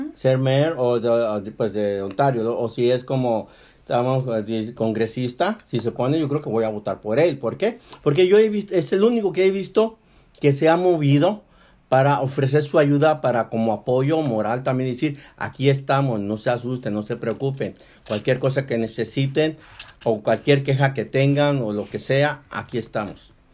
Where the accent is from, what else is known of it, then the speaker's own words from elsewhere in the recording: Mexicali, Baja California, Mexico; moved away; Nosotros somos de Mexicali, de Baja California